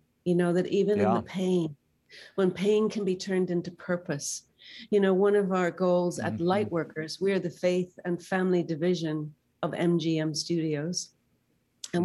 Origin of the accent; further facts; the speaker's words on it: Northern Ireland, United Kingdom; I myself grew up in a war, and I know how scary that can be. I grew up in Northern Ireland